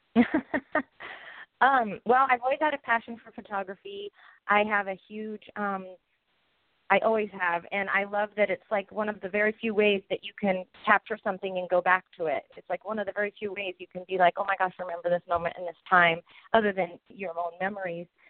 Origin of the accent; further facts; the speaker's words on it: Washington, United States; I am from Washington State